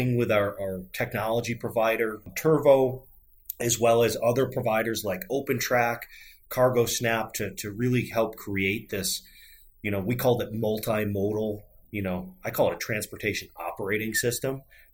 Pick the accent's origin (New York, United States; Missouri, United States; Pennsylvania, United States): New York, United States; about an hour south of Buffalo, Western; I grew up on a dairy farm in Western New York